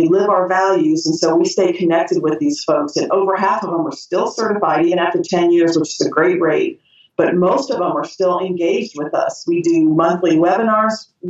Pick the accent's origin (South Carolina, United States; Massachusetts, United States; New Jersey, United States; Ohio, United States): Ohio, United States; moved away as an adult; also born or lived in Tallahassee, Florida / Key West, Florida; now in Atlanta, United States; I was raised in Ohio. I left when I was after Bowling Green when I was 22, and I've lived in the South ever since